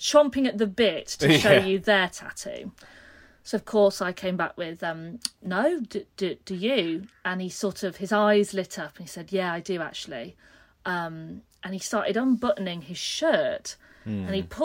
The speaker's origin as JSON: {"language": "English", "area": "a smaller town near Leeds", "region": "Yorkshire and the Humber", "country": "United Kingdom", "tie": "born or raised there", "moved": "yes", "lives_now": "Brighton, United Kingdom", "said": "we came back to my hometown"}